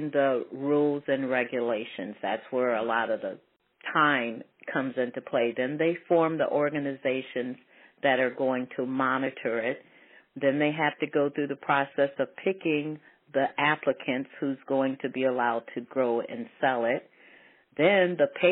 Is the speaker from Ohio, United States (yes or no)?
yes; Ohio, United States; moved away; also born or lived in Colorado; I was born in Ohio, but I lived out in Colorado